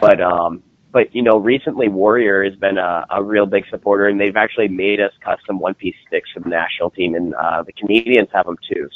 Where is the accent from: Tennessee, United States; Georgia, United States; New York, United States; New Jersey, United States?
New Jersey, United States; now in St. Louis, United States; So I'm based out of St. Louis, Missouri. I uh, I'm originally from New Jersey, and then made the uh, trek out here, and been stuck ever since.